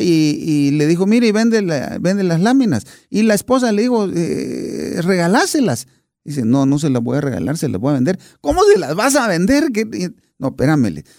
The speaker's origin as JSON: {"language": "Spanish", "region": "Buenos Aires", "country": "Argentina", "tie": "born or raised there", "said": "nací a más o menos unas 15 cuadras de la cancha de Boca"}